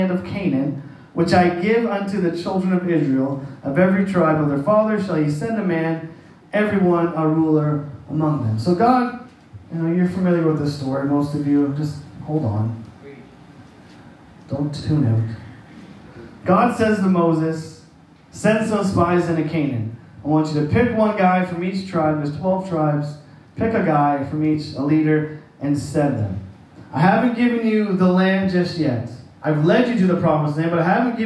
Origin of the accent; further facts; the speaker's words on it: Saint John, New Brunswick, Canada; now in Annapolis Valley, Canada; I grew up in St. John, which is along the St. John River